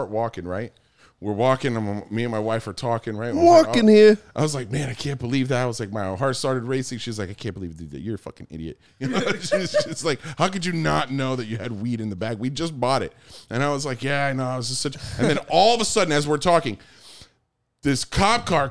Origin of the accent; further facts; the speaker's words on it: United States; I'm American